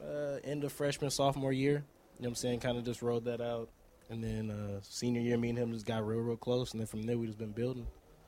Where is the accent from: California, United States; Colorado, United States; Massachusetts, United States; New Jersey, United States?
California, United States; Cerritos; also born or lived in Bakersfield, California; I'm originally from Cerritos, California.